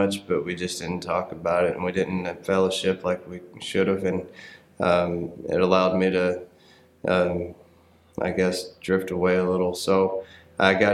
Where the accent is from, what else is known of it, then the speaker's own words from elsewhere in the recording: Paris, Tennessee, United States; where I grew up in Paris, Tennessee, was a pretty small town